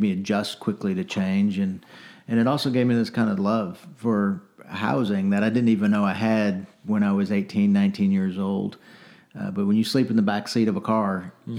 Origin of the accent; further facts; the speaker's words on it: North Texas, United States; I grew up in the '80s and '90s, uh, mostly in Texas, although I'm not from Texas originally. Um, but mostly, you know, North Texas